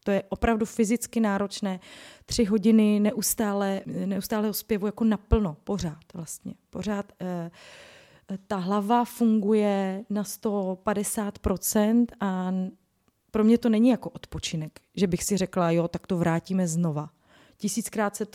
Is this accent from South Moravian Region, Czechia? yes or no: no; Ostrava, Moravian-Silesian Region, Czechia; já jsem z Ostravy